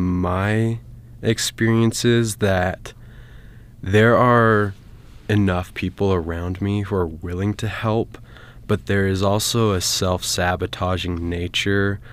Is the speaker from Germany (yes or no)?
no; American Fork, Utah, United States; I'm from American Fork, Utah, and I went to Lone Peak High School.